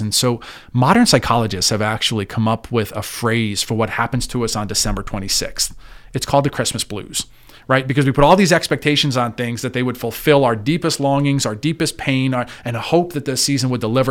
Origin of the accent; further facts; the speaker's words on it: New York City area, New Jersey, United States; moved away as an adult; now in Clearfield, United States; born and raised in the North Jersey, New York City area